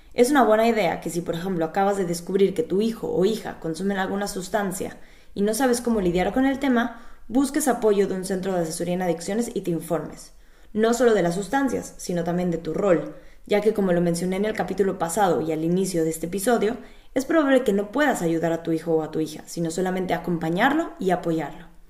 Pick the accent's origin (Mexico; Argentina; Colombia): Mexico; now in Berlin, Germany; soy psicóloga clínica de origen mexicano